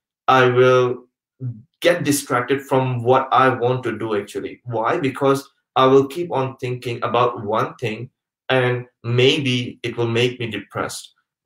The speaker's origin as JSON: {"language": "English", "country": "Pakistan", "also_born_or_lived": "Malaysia", "moved": "yes", "said": "Coming back to the question, like my background, I'm actually from Pakistan originally. But I've stayed most of my life traveling around the world because my father was working in oil and gas industry."}